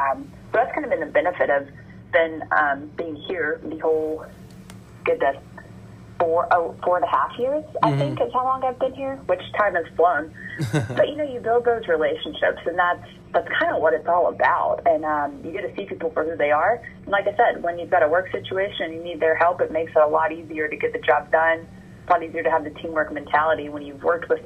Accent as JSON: {"language": "English", "region": "Georgia", "country": "United States", "tie": "born or raised there", "moved": "as an adult", "lives_now": "College Station, United States", "said": "I'm from Georgia, born and raised in Georgia, went to UGA for my undergrad"}